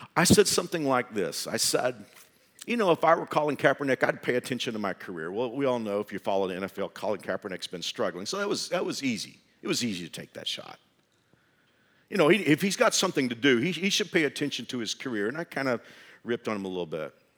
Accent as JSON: {"language": "English", "town": "Fort Worth", "region": "Texas", "country": "United States", "tie": "born or raised there", "said": "I grew up in Fort Worth"}